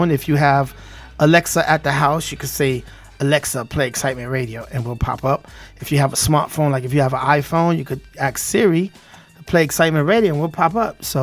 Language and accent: English; New York City, New York, United States; accent: Brooklyn; You know, I'm from Brooklyn